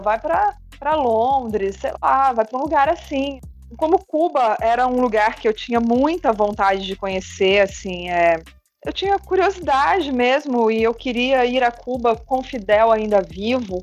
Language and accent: Portuguese; Minas Gerais, Brazil; moved away as an adult; also born or lived in Rio de Janeiro; eu já morava em outro estado diferente diferente do, do meu estado natal, né? eu morava no Rio de Janeiro, é, eu sou de Minas